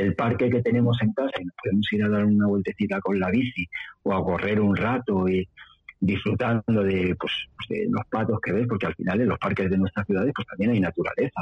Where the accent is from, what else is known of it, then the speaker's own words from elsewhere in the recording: Madrid, Community of Madrid, Spain; moved away as an adult; also born or lived in southern Ávila, Sierra de Gredos; now in Ávila, Spain; Yo yo nací en Madrid, hijo de la inmigración, pues nací en Madrid, es donde me he criado, pero vine para acá ya hace pues 13 o 14 años